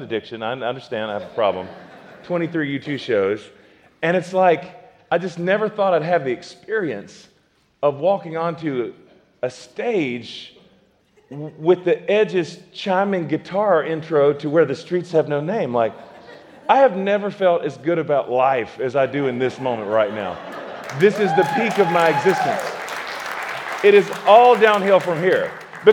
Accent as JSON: {"language": "English", "region": "North Carolina", "country": "United States", "accent": "North Carolina", "moved": "as an adult", "lives_now": "Tulsa, United States", "said": "I'm a North Carolina boy who's lived in Tulsa, Oklahoma for about the last 2.5 years."}